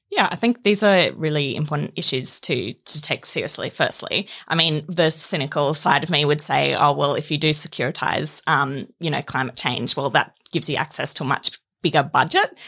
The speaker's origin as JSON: {"language": "English", "region": "Queensland", "country": "Australia", "said": "I'm from Queensland"}